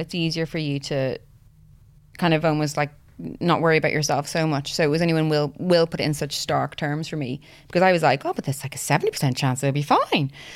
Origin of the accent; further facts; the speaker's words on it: Ireland; now in Cardiff, United Kingdom; originally from Ireland. Uh, we live in Cardiff.